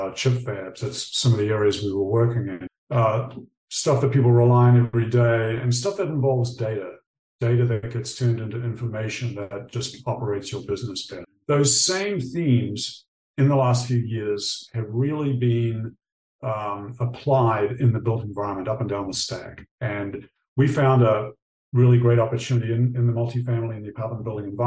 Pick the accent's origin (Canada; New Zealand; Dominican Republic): New Zealand; moved away; I grew up in New Zealand